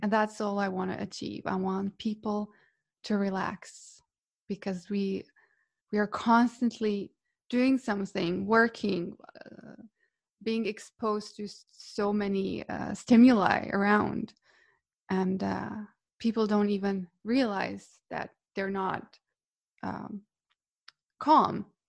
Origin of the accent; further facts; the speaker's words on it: Split, Split-Dalmatia County, Croatia; moved away as an adult; now in Norway; I'm from Croatia, from Split originally, and I moved to Norway to study